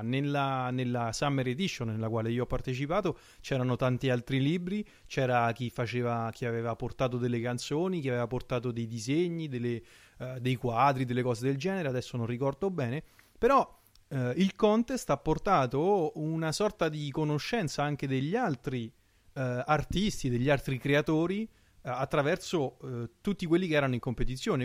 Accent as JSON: {"language": "Italian", "country": "Italy", "moved": "as an adult", "lives_now": "France", "said": "io sto in Francia in questo periodo, sono un italiano all'estero"}